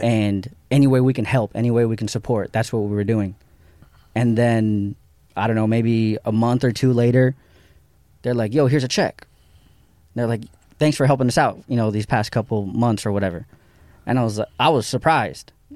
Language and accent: English; Santa Monica, California, United States; I grew up in Santa Monica, but I didn't really go to downtown